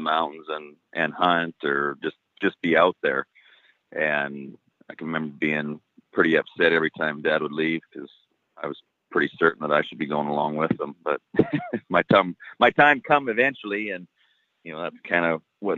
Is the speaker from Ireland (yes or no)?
no; Donalda, Alberta, Canada; I've been born and raised in Donelda, Alberta, which is kind of east central Alberta.